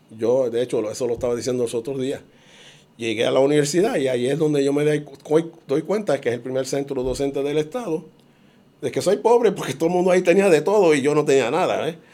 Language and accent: Spanish; Puerto Rico